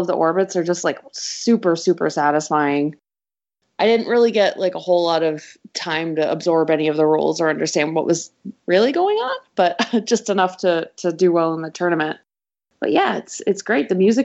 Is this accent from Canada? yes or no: yes; Canada; now in Chicago, United States; I'm Canadian